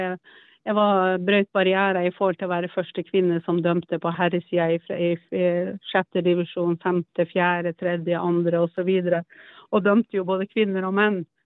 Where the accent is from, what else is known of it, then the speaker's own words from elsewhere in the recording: Troms, Norway; moved away as an adult; also born or lived in Alta / Oslo; jeg kom opp fra Nord-Troms